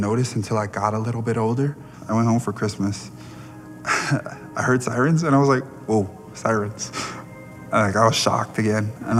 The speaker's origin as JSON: {"language": "English", "town": "Compton", "region": "California", "country": "United States", "tie": "born or raised there", "moved": "as an adult", "lives_now": "Utah, United States", "said": "I'm from Compton, California. I was born and raised there. Both my parents immigrated from Samoa."}